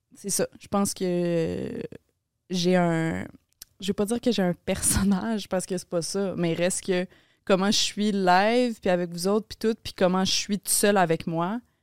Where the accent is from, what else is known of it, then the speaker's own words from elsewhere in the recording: Laval, Quebec, Canada; moved away as an adult; now in Montreal, Canada; je grandi à Laval, t'as habité dans une maison pareille comme toutes les autres maisons